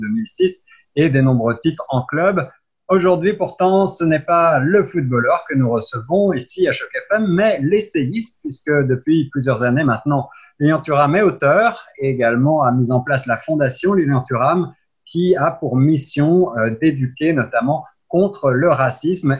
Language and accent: French; France; now in Toronto, Canada; en France, il faut bien le dire, mon pays d'origine